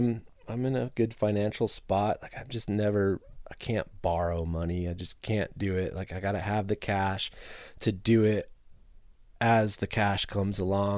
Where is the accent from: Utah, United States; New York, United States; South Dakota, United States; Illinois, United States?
Illinois, United States; now in Milwaukee, United States; I grew up in Northern Illinois, not far from Milwaukee. It was an easy move for me.